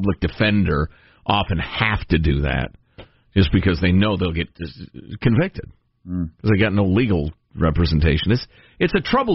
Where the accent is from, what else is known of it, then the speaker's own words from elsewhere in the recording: Chicago, Illinois, United States; moved away; When I was a kid growing up in Chicago